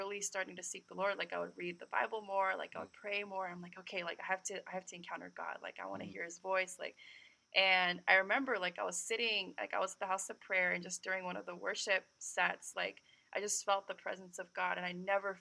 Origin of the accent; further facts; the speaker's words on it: California, United States; I was born and raised in California, but my background is Korean